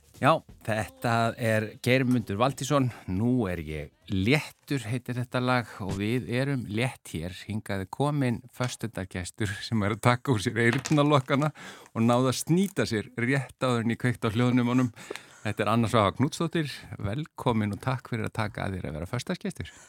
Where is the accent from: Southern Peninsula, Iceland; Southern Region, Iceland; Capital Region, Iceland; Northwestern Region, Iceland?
Capital Region, Iceland; Reykjavík; Því ég kem úr Vestubænum og, og bjó lengi út á Granda